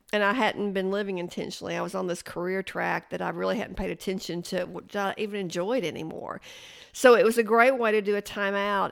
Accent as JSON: {"language": "English", "town": "Chattanooga", "region": "Tennessee", "country": "United States", "tie": "born or raised there", "also_born_or_lived": "Athens, Tennessee", "said": "I was born in Athens, Tennessee, but I grew up in Chattanooga"}